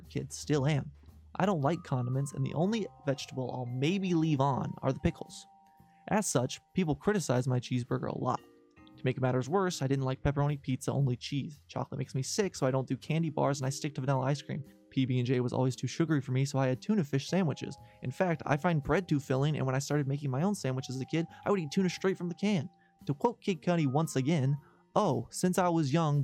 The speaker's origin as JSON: {"language": "English", "country": "United States"}